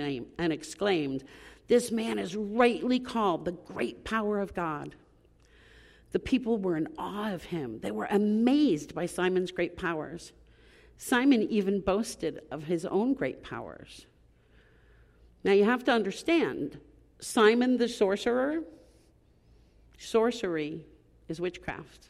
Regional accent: Long Island, New York, United States; I grew up on Long Island

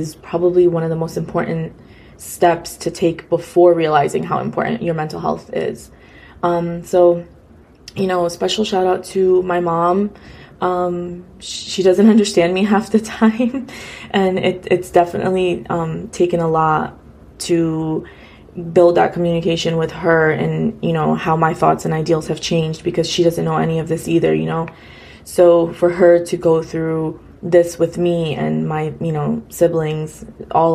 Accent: United States; a first generation Afghan girl, you know, born and raised in America

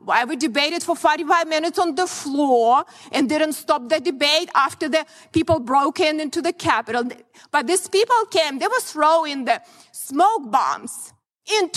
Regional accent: Ukraine; born or raised there; moved away as an adult; now in United States

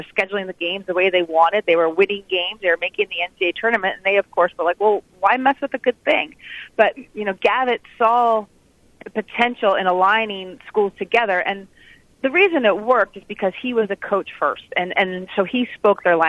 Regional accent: New Jersey, United States; I grew up in New Jersey

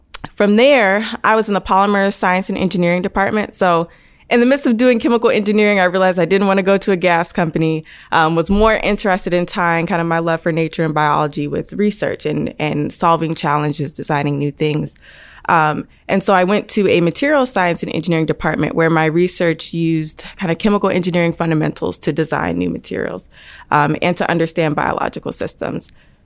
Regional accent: Denver, Colorado, United States; So spent most of my time growing up in Denver, Colorado.

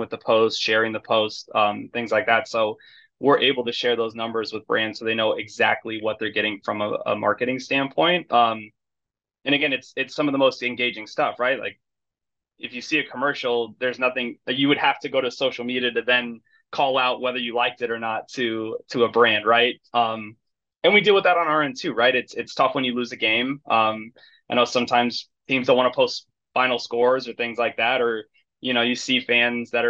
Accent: California, United States; moved away as an adult; also born or lived in Arizona / San Diego / Kansas City; now in Chicago, United States; I grew up in California

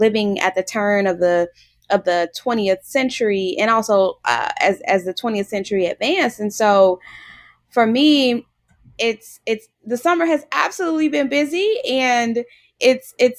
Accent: Chicago, Illinois, United States; I'm born and raised in Chicago

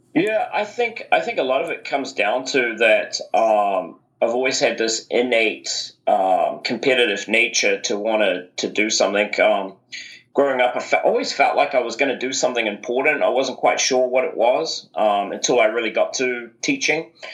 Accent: New Zealand; growing up uh, in New Zealand is a is a wonderful place, definitely to grow up

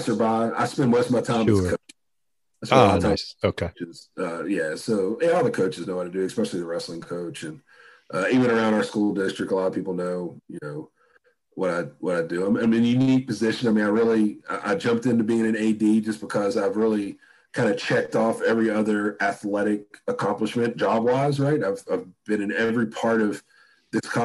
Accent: West Virginia, United States; as a poor kid growing up in West Virginia

